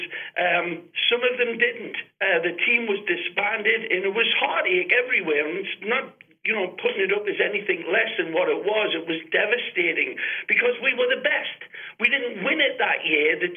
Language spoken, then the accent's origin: English; England, United Kingdom; accent: English; moved away as an adult; now in Fort Lauderdale, United States; I know I sound English